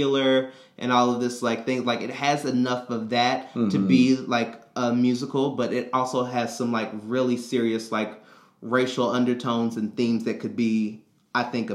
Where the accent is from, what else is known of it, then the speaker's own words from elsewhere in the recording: Kentucky, United States; I'm from Kentucky